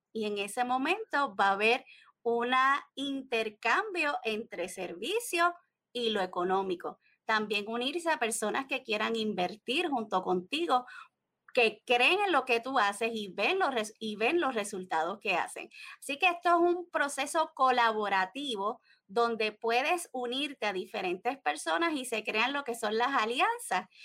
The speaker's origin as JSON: {"language": "Spanish", "country": "Puerto Rico", "said": "soy desde de Puerto Rico, la isla del encanto"}